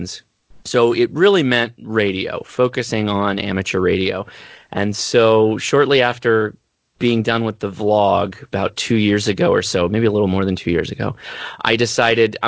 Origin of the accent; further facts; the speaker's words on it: Southern California, United States; I'm from Southern California, lived here my entire life